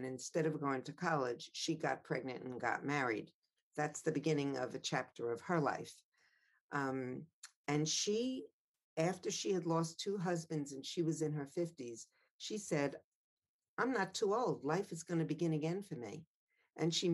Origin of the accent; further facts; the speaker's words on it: Long Island, New York, United States; I knew I was a privileged girl living on Long Island, not growing up in Amsterdam